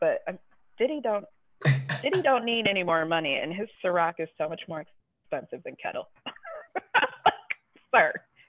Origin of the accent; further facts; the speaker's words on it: Milwaukee, Wisconsin, United States; now in Chicago, United States; But so I'm from Milwaukee originally.